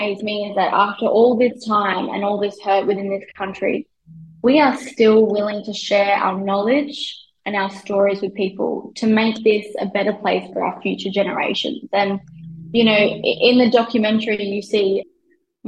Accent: Darwin, Northern Territory, Australia; I grew up in Darwin as well

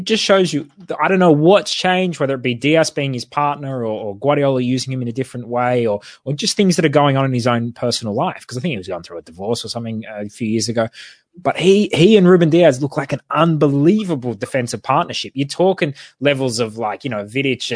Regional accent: Australia; as an Australian

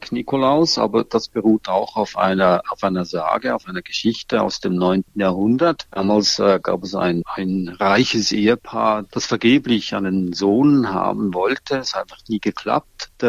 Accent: Switzerland; In der Schweiz zum Beispiel, wo ich herkomme, heißt Ruprecht schmutzlig

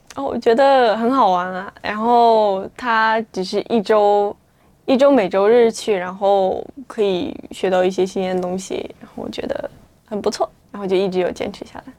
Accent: China; now in Australia; 我是来自于中国

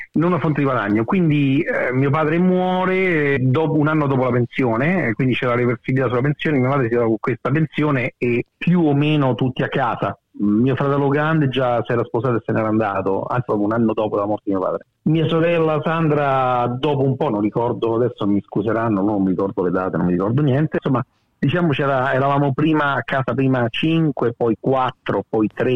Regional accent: Guidonia, Lazio, Italy; moved away as an adult; also born or lived in Rome; now in Sydney, Australia; sono nato a Roma ma poi ho vissuto tutta la, vita a Guidonia

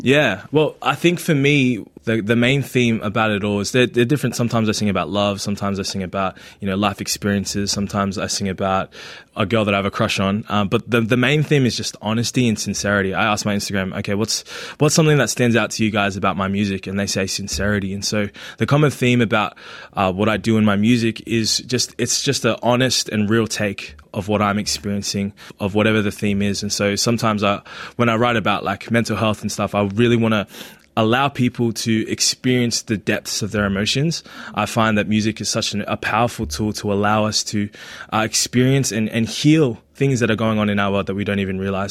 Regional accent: Australia; first language Tagalog; English is a second language; also born or lived in Philippines; I grew up here in Australia, but I was born in the Philippines and I came here in 2002

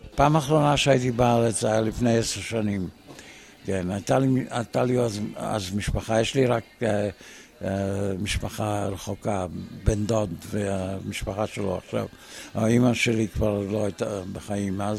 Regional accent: Israel; also born or lived in Australia; now in Melbourne, Australia; נסענו לארץ לעלות בחזרה לארץ.

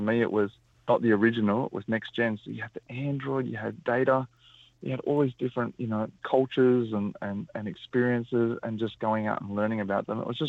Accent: New South Wales, Australia; I'm a Wiradjuri mob. My mum and my family actually grew up in Lithgow, just got on the other side of the Blue Mountains. I was born in Awabakal land. We travelled around a lot.

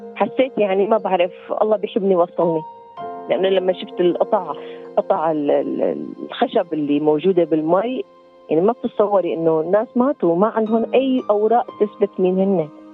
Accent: Syria; moved away as an adult; also born or lived in Lebanon / Bali, Indonesia

